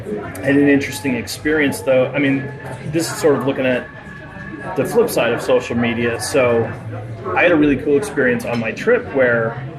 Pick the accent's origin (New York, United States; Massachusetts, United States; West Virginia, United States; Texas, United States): Massachusetts, United States; Gloucester; born there; also born or lived in Lynn / Newburyport; I was born in Gloucester, lived in Lynn, Newburyport, but we moved around a lot when I was a kid, too.